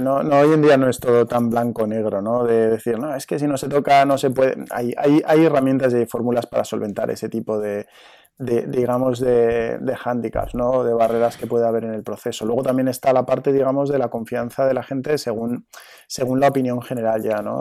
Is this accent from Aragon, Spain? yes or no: yes; Zaragoza, Aragon, Spain; moved away as an adult; also born or lived in Madrid; now in Hoyo de Manzanares, Spain; yo soy de Zaragoza, pues yo ya empecé a competir aquí en Zaragoza en el año, en el año 89-90